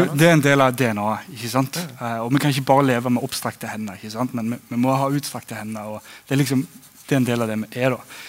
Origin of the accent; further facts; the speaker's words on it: Egersund, Rogaland, Norway; moved away as an adult; also born or lived in Flekkerøy, Kristiansand; now in Kristiansand, Norway; som du hører på dialekten, så kommer jeg fra Egersund på Vestlandet